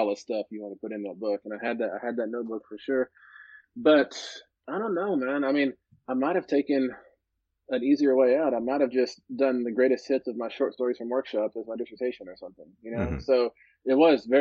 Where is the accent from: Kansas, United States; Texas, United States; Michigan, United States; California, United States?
Texas, United States; Midland; moved away; Midland, Texas, my hometown